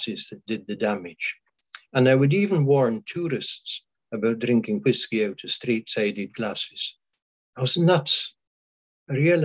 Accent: Isle of Skye, Scotland, United Kingdom; first language Scottish Gaelic; English is a second language; I belong to the islands of Scotland, Western Isles of Scotland. I belong to the Isle of Skye.

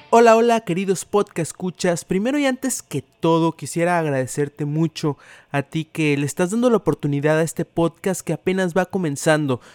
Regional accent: Tampico, Tamaulipas, Mexico; soy originario de Tampico, Tamaulipas

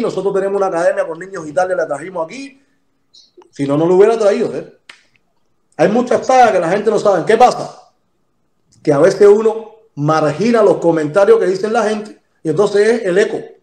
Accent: Cuba; yo soy de San Miguel

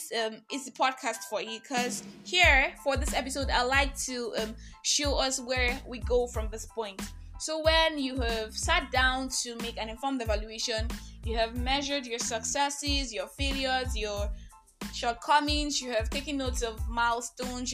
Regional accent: Nigeria; I am that Nigerian Christian talkaholic

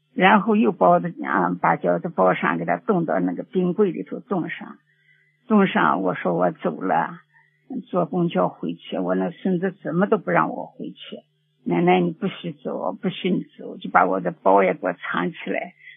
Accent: Xinjiang, China; 我们是新疆的

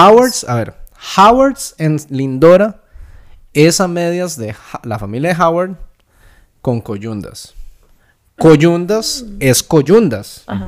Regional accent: Santa Ana, San José, Costa Rica; Yo crecí en Santana.

